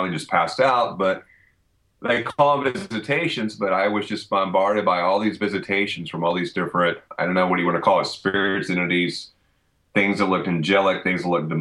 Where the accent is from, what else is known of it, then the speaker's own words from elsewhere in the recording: Deep South, United States; growing up in the Deep South